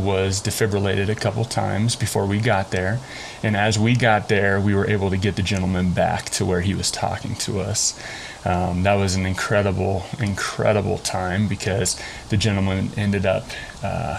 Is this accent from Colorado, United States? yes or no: yes; Colorado, United States; I am also pretty much a Colorado native. I moved to Colorado when I was about 9 months old, and I've been here ever since.